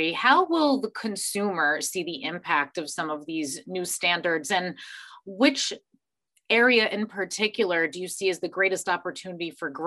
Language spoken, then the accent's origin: English; New York, United States; Wow, it's so nice as a New Yorker to hear about tax dollars going to something so positive.